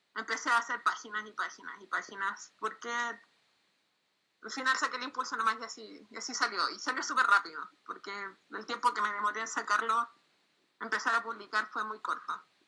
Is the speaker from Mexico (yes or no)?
no; Chile; soy de Chile